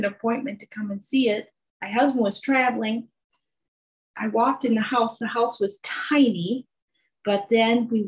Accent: Northern Illinois, United States; I was raised in Northern Illinois

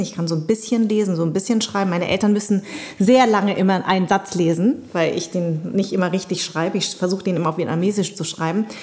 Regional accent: Munich, Bavaria, Germany; also born or lived in Darmstadt; ich bin ja in München groß geworden

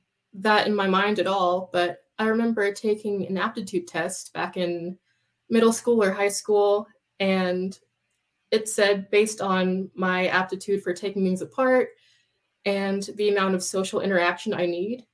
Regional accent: North Carolina, United States; I went to the Wake Tech Community College in Raleigh. I'm from North Carolina.

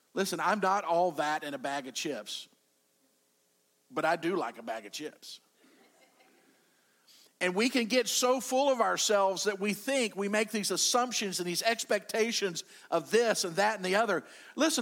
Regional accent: United States; I'm an American

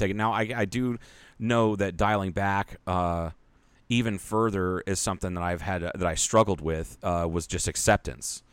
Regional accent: Ohio, United States; moved away; a big Japanese population in my hometown because of, uh, the, uh, Panasonic plant

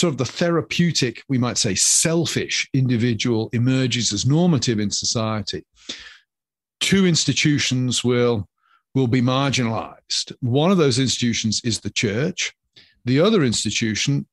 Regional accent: England, United Kingdom; moved away as an adult; now in United States; I'm a citizen of the United Kingdom. Even if I ever take out American citizenship, my heart will always be English

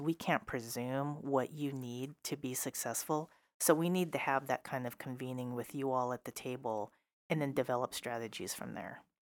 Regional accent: Seattle, Washington, United States; also born or lived in Issaquah Plateau, Washington / Burien, Washington; I grew up in South Seattle, And finally, affordable housing was available back in the late eighties because they widened I ninety. People started moving east. Um, we actually landed on the Issaquah Plateau

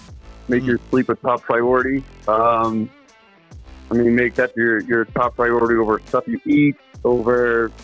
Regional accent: South Louisiana, United States; now in Colorado, United States; I'm originally from South Louisiana.

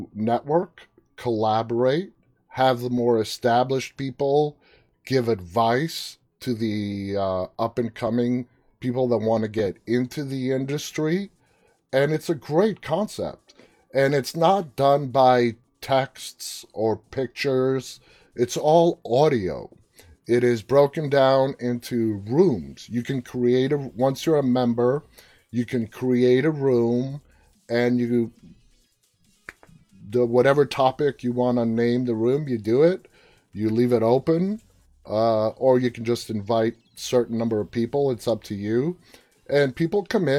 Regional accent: New York, United States; accent: New York; now in Washington, D.C. suburbs, United States; I'm born and raised New Yorker

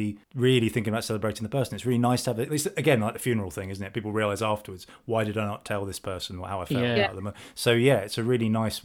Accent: Stevenage, East of England, United Kingdom; now in Hitchin, United Kingdom; I grew up in Stevenage, minutes down the road, and chose to live in Hitchin

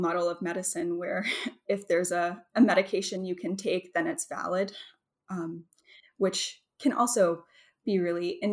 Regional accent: Mississippi Delta, United States; moved away; I grew up in the Mississippi Delta

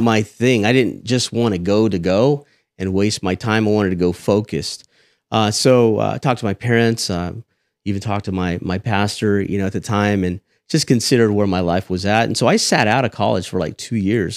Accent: Selma, California, United States; moved away as an adult; also born or lived in Fresno, California / Texas; I grew up in Selma, born and raised

